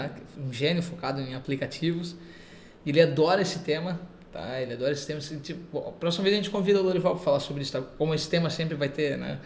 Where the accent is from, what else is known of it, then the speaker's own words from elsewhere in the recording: Brazil; eu sou brasileiro